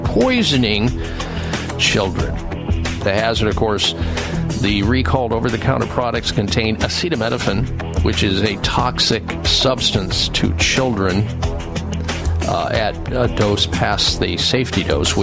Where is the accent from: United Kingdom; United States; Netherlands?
United States; Midwest; I grew up in the Midwest